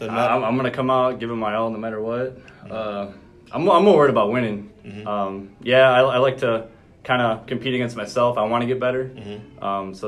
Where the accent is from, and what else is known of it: Wisconsin, United States